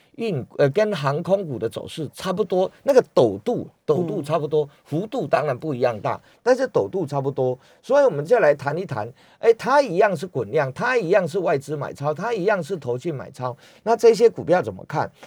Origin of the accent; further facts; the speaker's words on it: Taiwan; 我们台湾人最喜欢去日本看烟花